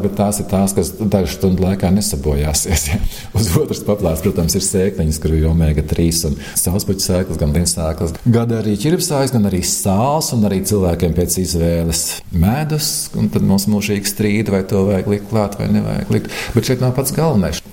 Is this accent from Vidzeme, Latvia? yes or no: yes; Saloja, Vidzeme, Latvia; es esmu dzimis Salojā. Un Skoliņa bija puikulis, astoņgadīgā skola